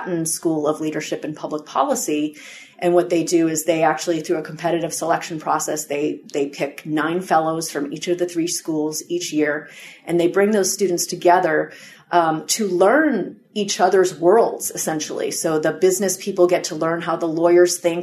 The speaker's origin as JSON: {"language": "English", "town": "Boston", "region": "Massachusetts", "country": "United States", "moved": "yes", "said": "I'm actually from the Boston area."}